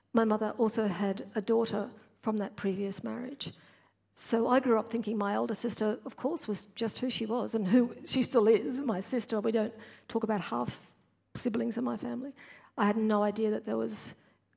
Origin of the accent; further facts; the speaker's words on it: Brisbane, Queensland, Australia; I grew up in New Farm in Brisbane, a different place in the 1960s